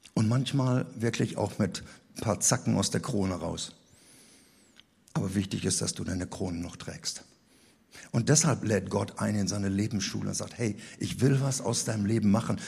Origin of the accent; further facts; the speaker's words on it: Rhineland, Germany; Bei uns im Rheinland